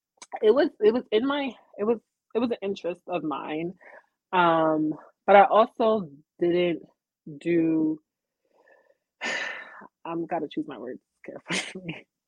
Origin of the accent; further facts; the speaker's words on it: Uniondale, New York, United States; I grew up in Uniondale